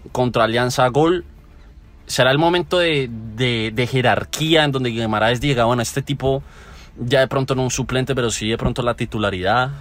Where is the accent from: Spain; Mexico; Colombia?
Colombia; Valle del Cauca; Somos del Valle del Cauca